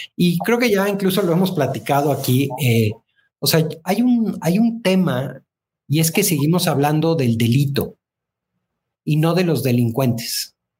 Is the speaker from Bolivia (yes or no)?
no; Mexico; vamos a seguir siendo los mismos mexicanos